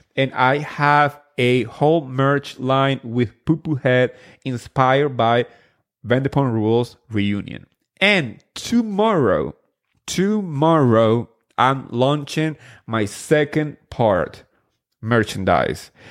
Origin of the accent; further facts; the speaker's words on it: New Jersey, United States; I grew up in New Jersey